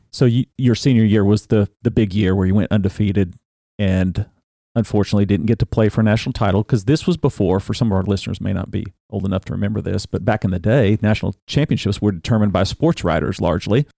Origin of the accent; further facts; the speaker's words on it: Big Ten country, Midwest, United States; I grew up in Big Ten country